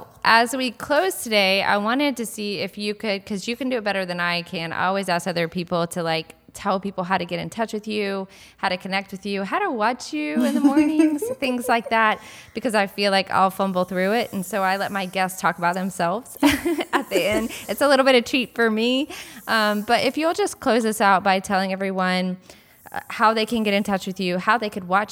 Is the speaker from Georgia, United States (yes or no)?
yes; Georgia, United States; born there; also born or lived in North Carolina; now in South Carolina, United States; I was born in Georgia, lived in North Carolina for 20 years, and now I'm in South Carolina.